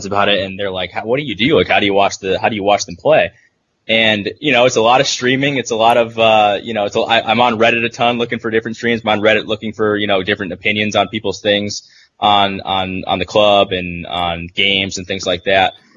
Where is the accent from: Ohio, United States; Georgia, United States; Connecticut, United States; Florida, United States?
Connecticut, United States; Central; I'm from Central Connecticut. Big Italian population in there as well. I think in my town it had to be 50% or even more Italian. So I actually grew up with a lot of kids in high school